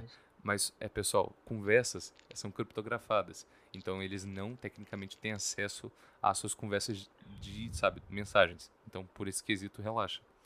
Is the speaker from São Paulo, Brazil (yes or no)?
no; Espírito Santo, Brazil; pra gente aqui, que é do Espírito Santo